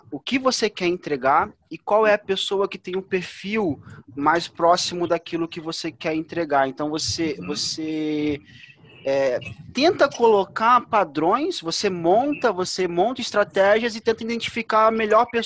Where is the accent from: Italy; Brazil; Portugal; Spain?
Brazil; Duque de Caxias, Rio de Janeiro; Eu sou de Caxias, né?